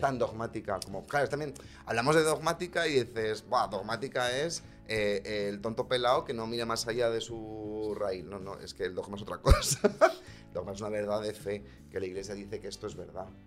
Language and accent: Spanish; Segovia, Castile and León, Spain; moved away; soy de Segovia